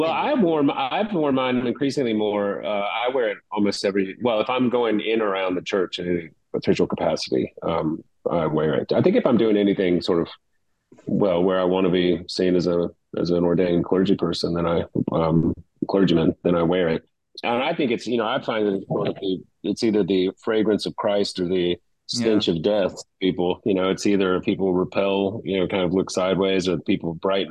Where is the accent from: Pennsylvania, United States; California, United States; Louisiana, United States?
Louisiana, United States; Baton Rouge; now in Hilton Head Island, United States; I grew up in Baton Rouge, got hit by hurricanes all the time.